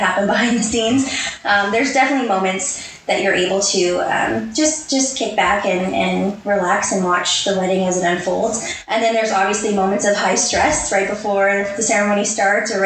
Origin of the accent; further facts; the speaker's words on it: Edmonton, Alberta, Canada; I'm from Edmonton, Alberta, born and raised, Northside girl my whole life.